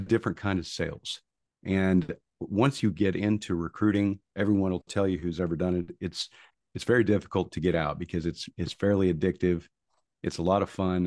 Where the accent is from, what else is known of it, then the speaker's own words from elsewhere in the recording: Tulsa, Oklahoma, United States; moved away as an adult; also born or lived in Houston; I grew up in Tulsa, Oklahoma